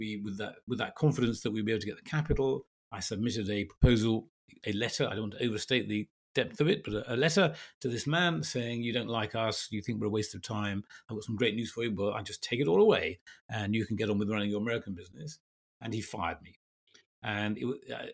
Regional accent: England, United Kingdom; also born or lived in Belgium / America; My family and I lived in Belgium. We're English

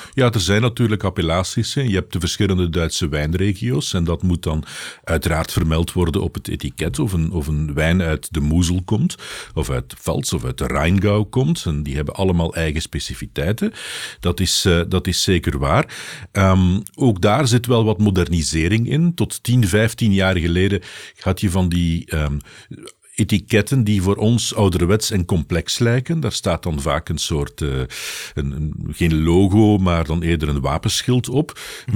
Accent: Belgium

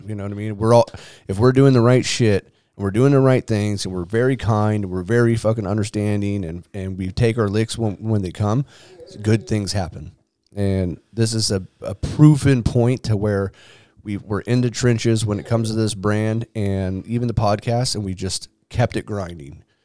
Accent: San Diego, California, United States; I grew up in Claremont too with my grandma

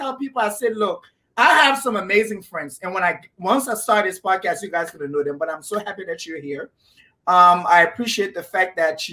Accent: Liberia; I am from Liberia

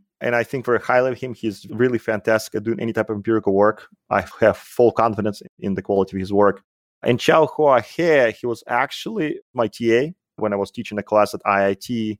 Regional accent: Russia; accent: Soviet; English is a second language; So you might have noticed that I have an accent, and it's because I grew up in the Soviet Union. So I'm a Soviet-trained mathematician, which is always a plus, I guess.

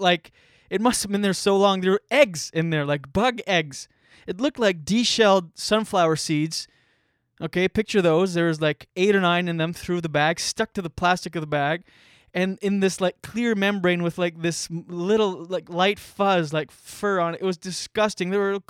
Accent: New Brunswick, Canada; I'm Acadian. I'm Acadian French from New Brunswick. Shout out to my Acadian peeps out there if you're listening.

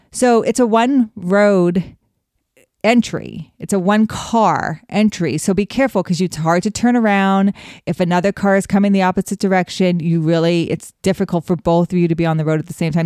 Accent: Wyoming, United States; I grew up in Wyoming

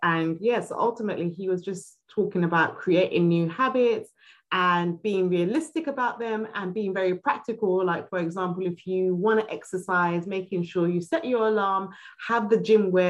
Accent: Nigeria; We're Nigerian.

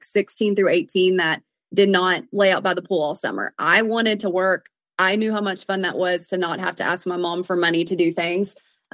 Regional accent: Nashville, Tennessee, United States; I've always sang because I'm from Nashville

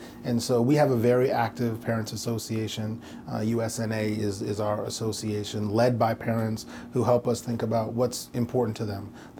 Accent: New York, United States; I came from New York, and so in an urban environment, that was a little different.

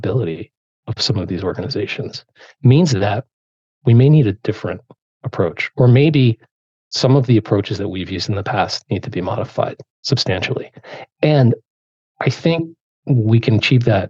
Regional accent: Rutherford, New Jersey, United States; growing up in Rutherford.

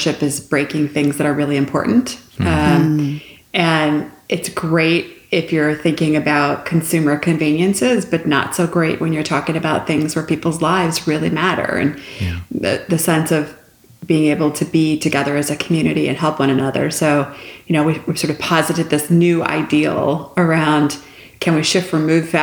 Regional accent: Detroit, Michigan, United States; also born or lived in Canada; I'm from Canada originally. I grew up in Detroit

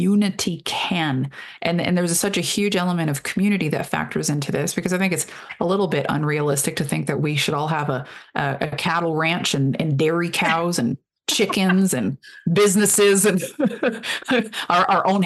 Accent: Canada

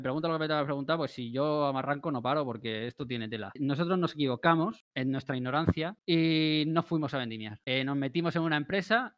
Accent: Spain; somos los españoles

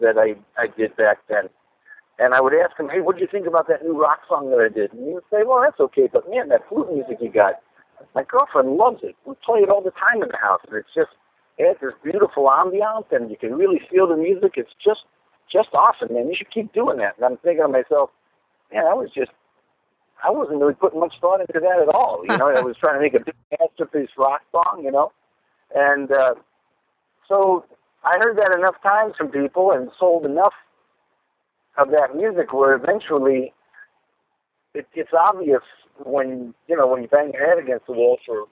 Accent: New York City, New York, United States; moved away as an adult; also born or lived in Los Angeles / Minneapolis; I grew up in Brooklyn, New York. I lived in Los Angeles for 9 years. I lived in Minneapolis for 9 years. And now I'm back on the East Coast again

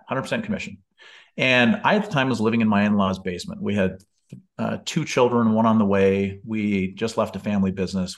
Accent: Bellingham, Washington, United States; moved away; my hometown of Bellingham, Washington

